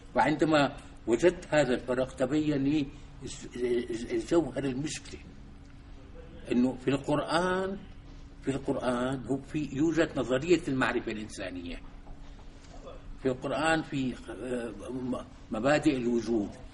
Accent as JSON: {"language": "Arabic", "town": "Damascus", "region": "Damascus Governorate", "country": "Syria", "tie": "born or raised there", "also_born_or_lived": "Soviet Union", "said": "من مواليد دمشق عام 1938"}